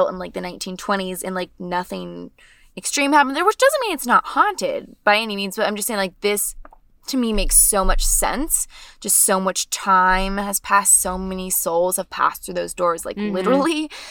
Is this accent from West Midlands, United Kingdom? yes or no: no; Wales, United Kingdom; We're Welsh. We have Celtic roots, kind of, right?